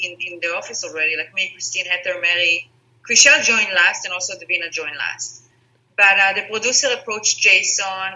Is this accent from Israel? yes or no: yes; Israel; English is a second language; moved away as an adult; also born or lived in Spain / Singapore / Netherlands; now in Los Angeles, United States; So I'm from Israel. My mom is from Israel. My dad is from Holland, the Netherlands, but I grew up in Israel.